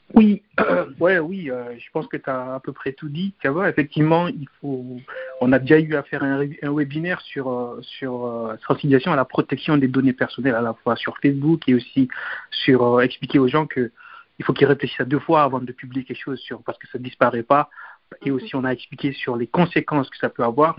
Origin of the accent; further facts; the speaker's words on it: Guinea; on est guinéen